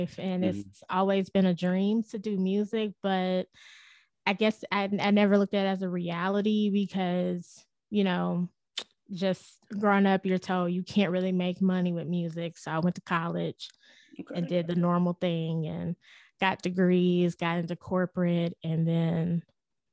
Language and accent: English; Dallas, Texas, United States; I'm actually from Dallas, Texas